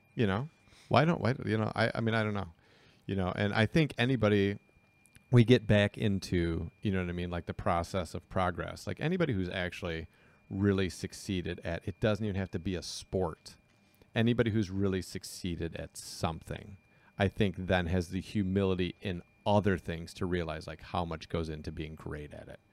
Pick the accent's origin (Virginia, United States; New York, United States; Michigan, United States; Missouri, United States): Michigan, United States; Southeast; we're from Southeast Michigan.